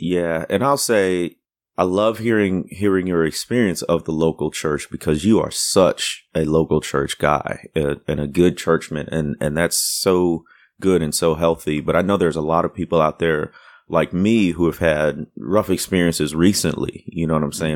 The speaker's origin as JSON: {"language": "English", "town": "Waukegan", "region": "Illinois", "country": "United States", "tie": "born or raised there", "also_born_or_lived": "Deep South", "moved": "yes", "said": "my town where I grew up, nobody knows it or hear, has heard of it, but it's where, um, uh, the, the author Ray Bradbury came from"}